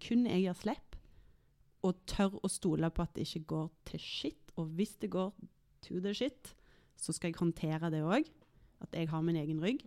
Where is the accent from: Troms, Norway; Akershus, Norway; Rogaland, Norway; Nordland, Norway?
Rogaland, Norway; Tananger; moved away as an adult; also born or lived in Stavanger / Oslo; så er jeg jo fra Stavanger, eller mm. egentlig et sted som heter Tananger, mm. som ikke så mange kjenner til